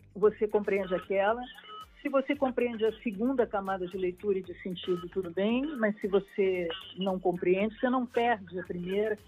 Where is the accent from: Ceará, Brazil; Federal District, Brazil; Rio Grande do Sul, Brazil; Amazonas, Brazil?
Rio Grande do Sul, Brazil; Porto Alegre; eu sou gaúcha